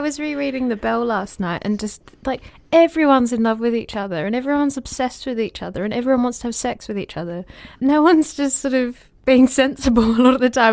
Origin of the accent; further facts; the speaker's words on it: Australia; moved away as an adult; now in United Kingdom; I'm Australian